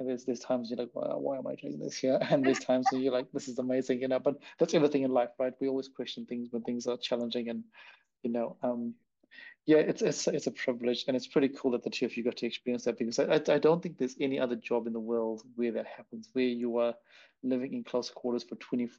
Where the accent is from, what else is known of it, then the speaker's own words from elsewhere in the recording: India; now in New Zealand; am Indian. But now I've been living in New Zealand for so long. So I'm like, what the hell? What am I?